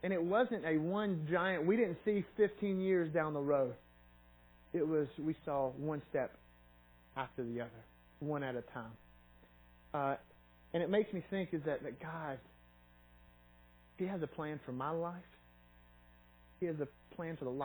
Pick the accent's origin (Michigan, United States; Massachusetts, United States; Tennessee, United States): Tennessee, United States; Knoxville; also born or lived in Sparta, Tennessee / Kingsport, Tennessee; I grew up in Knoxville and went to school there